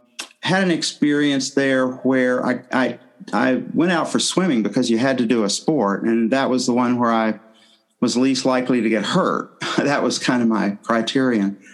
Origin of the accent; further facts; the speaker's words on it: Tennessee, United States; moved away as an adult; I'm from the southern U.S. I'm from Tennessee. I grew up there